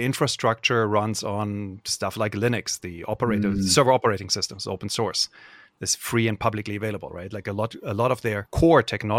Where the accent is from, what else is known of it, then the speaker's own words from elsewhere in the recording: Cologne, North Rhine-Westphalia, Germany; The first time this happened to me was when I was in college, and I grew up in Cologne, Germany.